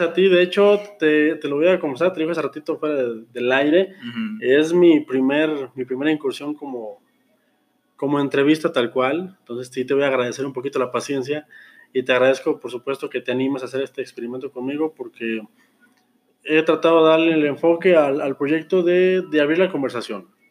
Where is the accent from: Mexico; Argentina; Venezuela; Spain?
Mexico; yo como mexicano, eh, güero, heterosexual, hombre